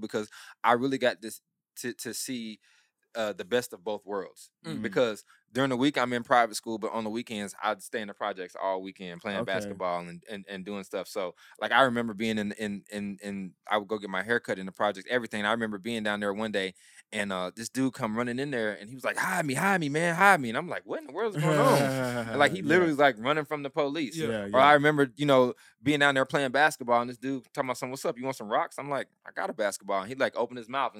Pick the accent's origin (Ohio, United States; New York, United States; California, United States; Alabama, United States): Alabama, United States; Dothan; I'm born and raised in Dothan, Alabama